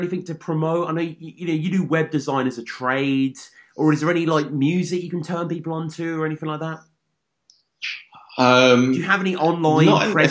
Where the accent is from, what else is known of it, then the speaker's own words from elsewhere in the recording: Birmingham, West Midlands, United Kingdom; this giant guitar store in Birmingham, my hometown in the UK.